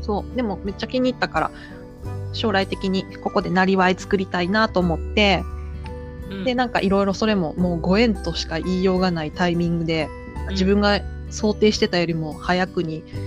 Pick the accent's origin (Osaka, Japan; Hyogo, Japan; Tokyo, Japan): Osaka, Japan; moved away; 私もね大阪出身だから